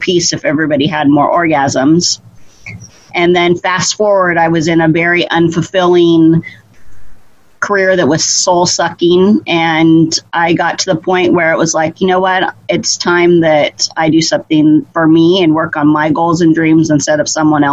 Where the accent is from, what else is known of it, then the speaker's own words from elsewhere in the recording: Idaho, United States; I grew up in Idaho